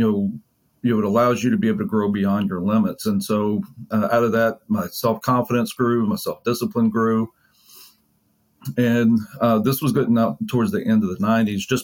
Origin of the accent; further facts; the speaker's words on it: Mississippi, United States; also born or lived in Jackson area, Mississippi; now in Frisco, United States; So I grew up in Mississippi, the majority of the time growing up, I grew up in a relatively rural area. And then we moved when I was in high school to a bigger city just outside of Jackson